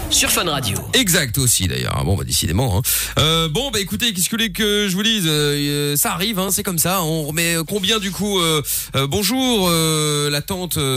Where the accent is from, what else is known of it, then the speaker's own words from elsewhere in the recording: Porto, Norte, Portugal; moi, euh, du, Porto.